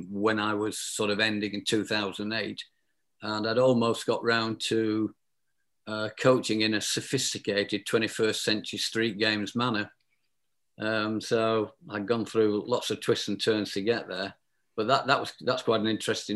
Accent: South Lancashire, North West England, United Kingdom; I was brought up in South Lancashire

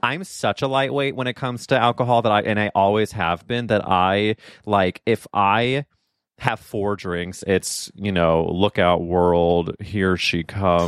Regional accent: Midwest, United States; moved away as an adult; also born or lived in New York City; I'm from the Midwest

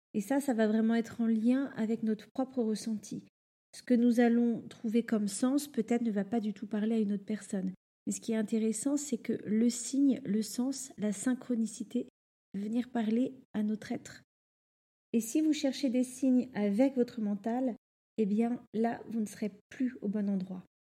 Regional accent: Normandy, France; moved away as an adult; also born or lived in Rouen; now in Paris, France; j'ai grandi en Normandie

